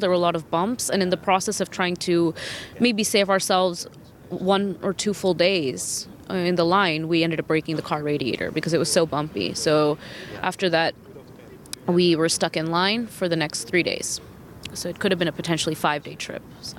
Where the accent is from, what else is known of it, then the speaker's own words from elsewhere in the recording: San Francisco, California, United States; moved away as an adult; also born or lived in Kharkiv, Ukraine; I'm originally from San Francisco in the United States.